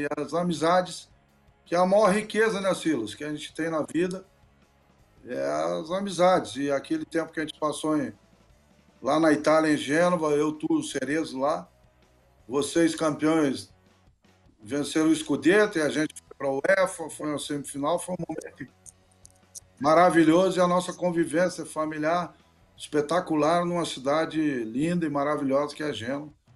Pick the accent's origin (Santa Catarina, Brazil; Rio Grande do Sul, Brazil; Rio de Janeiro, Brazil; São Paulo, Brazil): Rio Grande do Sul, Brazil; border region with Uruguay; moved away; also born or lived in Genoa, Italy; o Uruguai cedeu aquela região onde eu nasci